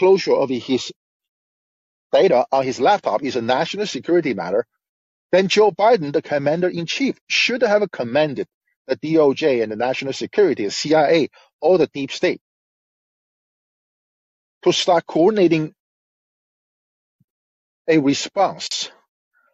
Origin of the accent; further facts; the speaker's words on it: China; now in United States; I grew up near Vietnam in China